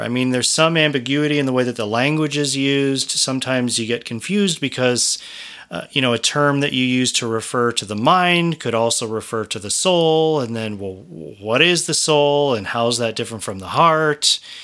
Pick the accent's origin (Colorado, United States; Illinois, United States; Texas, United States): Colorado, United States; I come from Colorado mostly